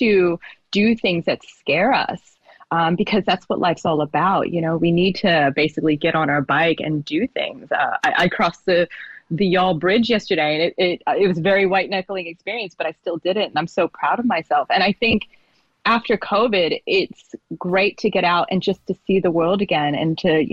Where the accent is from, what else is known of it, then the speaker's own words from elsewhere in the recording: New Jersey, United States; moved away as an adult; now in Sydney, Australia; I'm from South Jersey originally, in the United States